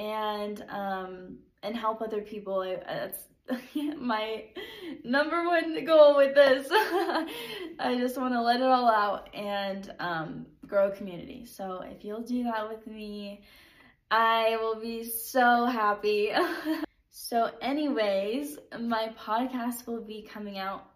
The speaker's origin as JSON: {"language": "English", "town": "San Diego", "region": "California", "country": "United States", "also_born_or_lived": "Utah", "moved": "yes", "said": "I am from San Diego"}